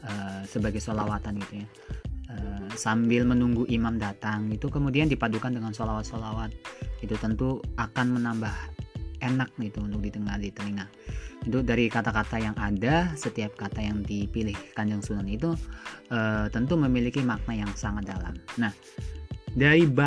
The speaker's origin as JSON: {"language": "Indonesian", "town": "Brebes", "region": "Central Java", "country": "Indonesia", "said": "saya hidupnya di desa kemudian saya ha harus membangun desa itu saya harus menggali apa yang ada di desa saya desa saya itu di Brebes ya terkenalnya itu ada bawang dan telur asin"}